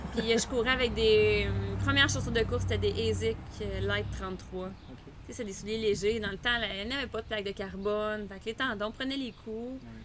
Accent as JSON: {"language": "French", "town": "Quebec City", "region": "Quebec", "country": "Canada", "tie": "born or raised there", "moved": "yes", "said": "je viens de Québec, mes parents avaient une maison proche d'un lac. Je montais en vélo dans les lignes d'hydro"}